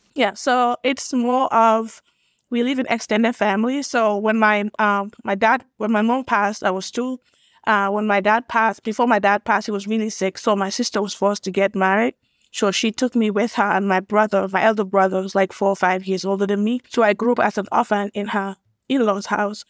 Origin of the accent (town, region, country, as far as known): Gambia; born or raised there; moved away as an adult; also born or lived in Illinois, United States / Atlanta, Georgia, United States; now in United States